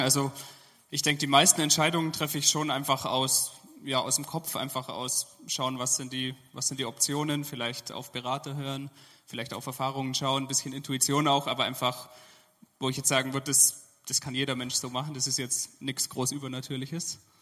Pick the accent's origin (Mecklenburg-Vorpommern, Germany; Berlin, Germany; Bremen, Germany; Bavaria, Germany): Bavaria, Germany; Allgäu; moved away as an adult; now in Dresden, Germany; ich bin sehr verwurzelt, da wo ich herkomme aus dem Allgäu